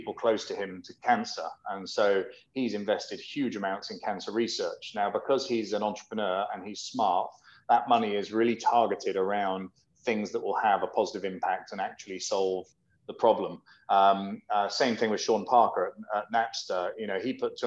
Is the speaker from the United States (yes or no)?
no; United Kingdom; I'm British, so we spell Harbour with a U in it